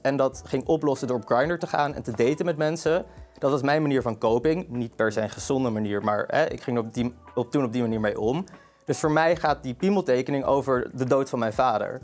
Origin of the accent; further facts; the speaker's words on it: Amsterdam, North Holland, Netherlands; ik kom uit Amsterdam. Ik ben geboren en getogen Amsterdammer.